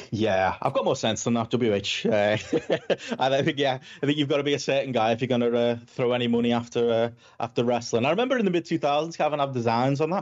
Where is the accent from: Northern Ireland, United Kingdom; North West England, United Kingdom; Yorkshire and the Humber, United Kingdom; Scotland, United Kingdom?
North West England, United Kingdom; Liverpool; I'm from Liverpool in England, I've talked quite fast and probably quite funny